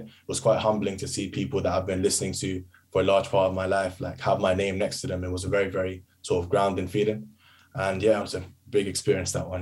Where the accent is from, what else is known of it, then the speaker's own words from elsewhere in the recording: United Kingdom; I'm British Asian